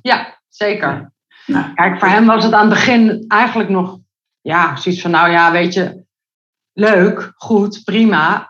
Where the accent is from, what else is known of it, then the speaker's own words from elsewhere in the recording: Netherlands; Ik kom uit Nederland